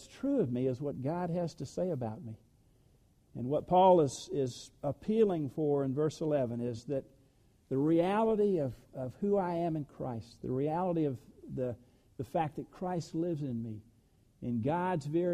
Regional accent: the South, United States; I was born in the South

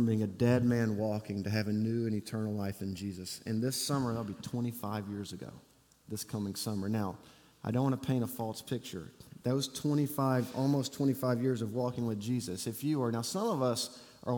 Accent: Auburn, Alabama, United States; moved away; I grew up in Auburn, Alabama, don't hold it against me, and graduated from Auburn University

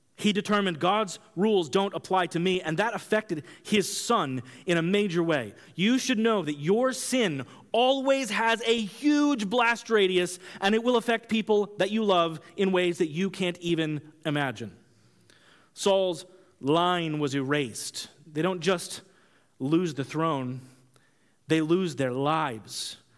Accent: Kansas, United States; I grew up in Kansas

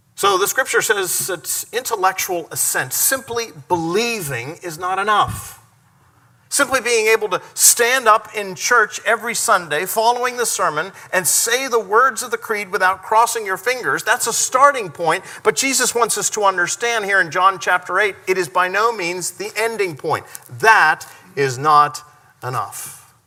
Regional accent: United States; the freedoms that we enjoy as American people

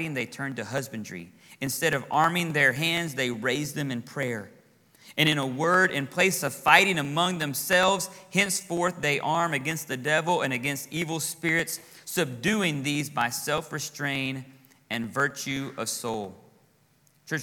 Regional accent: Texas, United States; moved away as an adult; now in Florida, United States; I'm from Texas

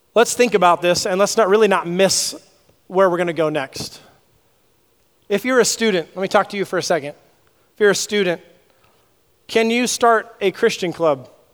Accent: Southern California, United States; I grew up in Southern California

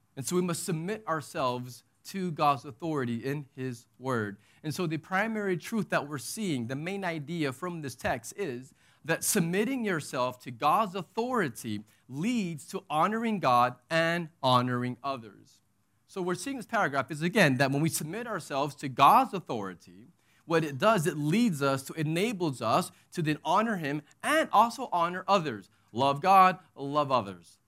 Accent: Texas, United States; moved away; I'm from Texas. And so that's my nationality. That's my identity

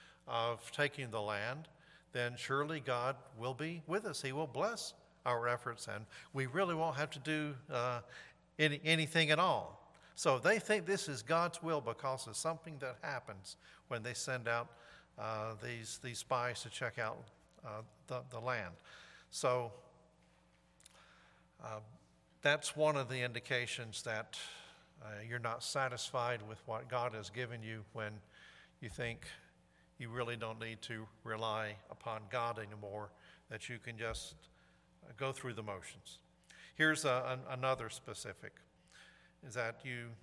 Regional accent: High Point, North Carolina, United States; moved away; I'm from High Point

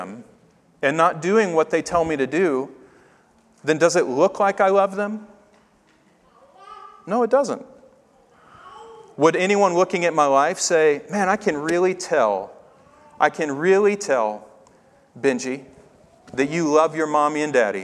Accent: Tennessee, United States; I grew up in Tennessee

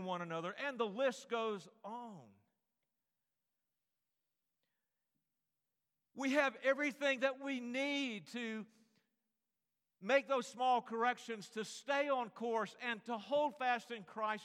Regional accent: North Carolina, United States; I grew up in North Carolina

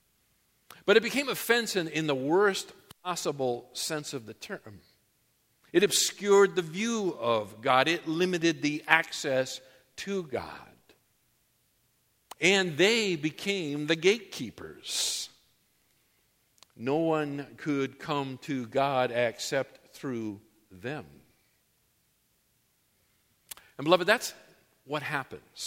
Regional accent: New England, United States; now in Southern California, United States; When I grew up in New England

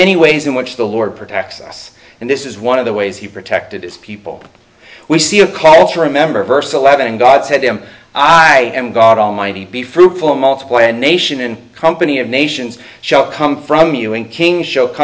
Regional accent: United States

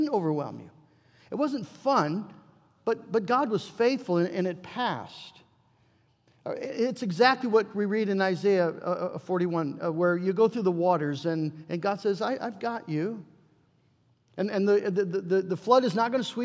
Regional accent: United States; we're American

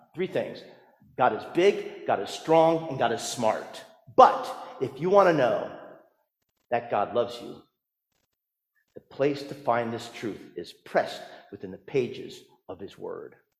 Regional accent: New Jersey, United States; growing up in New Jersey

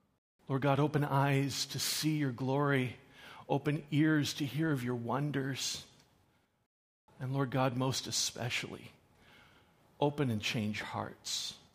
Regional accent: Newfoundland and Labrador, Canada; I am a Newfoundlander, born and bred, and despite the lack of an accent, I am actually a Newfoundlander. I have never really lived long, long periods of time elsewhere. I'm from Newfoundland.

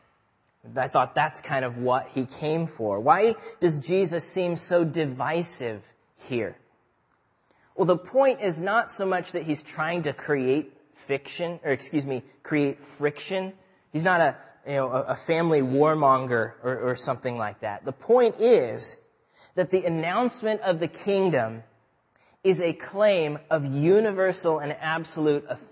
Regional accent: Nebraska, United States; I grew up in Nebraska.

